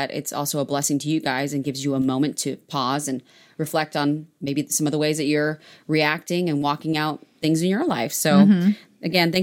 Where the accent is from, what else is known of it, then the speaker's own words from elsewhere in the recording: Maryland, United States; now in Texas, United States; We are originally from Maryland